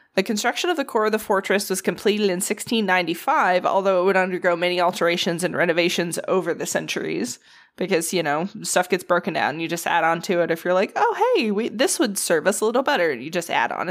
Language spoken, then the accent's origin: English; the South, United States; as a Southerner